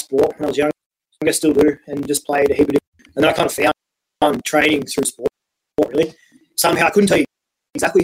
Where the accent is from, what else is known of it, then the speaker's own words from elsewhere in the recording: Wagga Wagga, New South Wales, Australia; moved away as an adult; also born or lived in Canberra; I grew up in Wagga